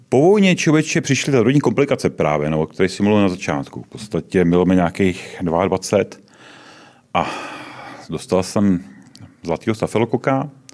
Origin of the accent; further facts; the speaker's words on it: Jaroměř, Hradec Králové Region, Czechia; moved away; also born or lived in Prague; původem ne, původem jsem z Jaroměře, ale v no. Praze, v Praze jsem žil od nějakého 76. 7. roku